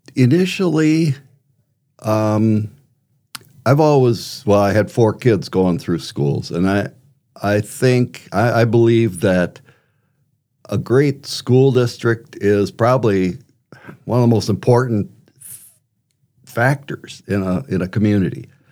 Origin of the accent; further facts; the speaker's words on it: Wisconsin, United States; moved away as an adult; also born or lived in Arizona; now in Brandon, United States; I was born in Wisconsin, uh, grew up on a farm